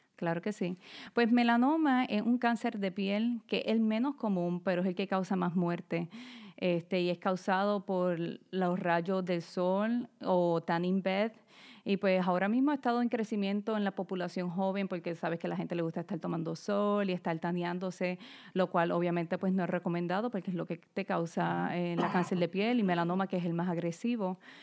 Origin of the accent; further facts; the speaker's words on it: Ponce, Puerto Rico; moved away as an adult; also born or lived in Bayamón, Puerto Rico / Florida; now in Philadelphia, United States; Yo nací en Bayamón, Puerto Rico, pero alrededor de mis siete años nos mudamos para Ponce, que es en el área sur, este, porque mi papá consiguió un trabajo allá. Y pues ahí fue que crecí y prácticamente me crié hasta la universidad.